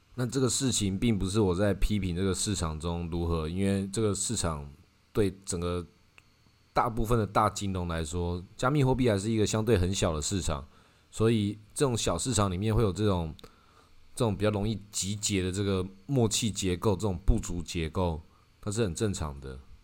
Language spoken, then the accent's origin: Chinese; Taiwan; 至少以我们台湾人体感